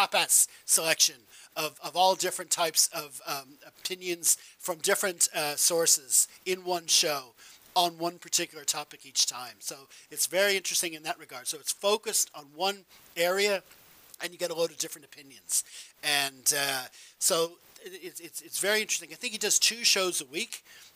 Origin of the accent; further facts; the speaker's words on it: Ireland; also born or lived in United States; I was born in America, moved to Ireland when I was a kid